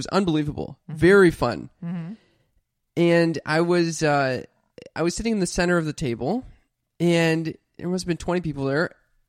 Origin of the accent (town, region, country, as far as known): Los Angeles, California, United States